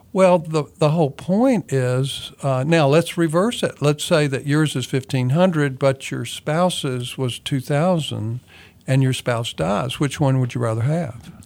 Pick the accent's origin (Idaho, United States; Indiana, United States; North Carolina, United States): North Carolina, United States; Kannapolis; moved away; I'm originally from Kannapolis, North Carolina, which is an old mill town